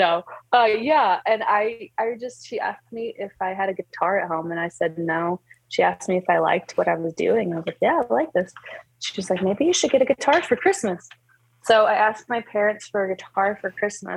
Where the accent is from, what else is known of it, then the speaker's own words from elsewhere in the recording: Auburn, Alabama, United States; moved away as an adult; also born or lived in southern Mexico; now in Loveland, United States; Auburn is where I was born and raised, and I lived there all my life